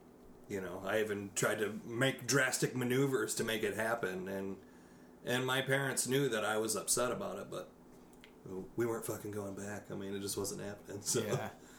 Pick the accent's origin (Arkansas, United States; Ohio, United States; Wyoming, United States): Ohio, United States; born there; also born or lived in Texas / Kansas / Michigan; I was born in Ohio.